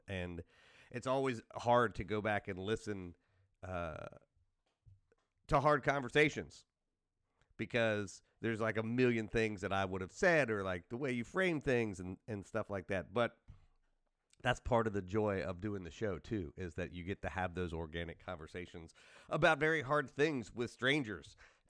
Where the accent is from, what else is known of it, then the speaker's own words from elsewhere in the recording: United States; I am an American and I'm like, you know, the rest of the country, more or less.